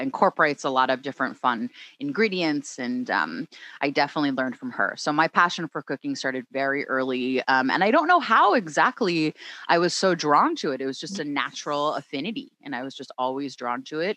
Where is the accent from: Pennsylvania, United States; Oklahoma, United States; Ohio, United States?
Pennsylvania, United States; Philadelphia; moved away as an adult; also born or lived in Oakland, California; now in Los Angeles, United States; I'm from the Philadelphia area. I grew up that's in the Philadelphia right. suburbs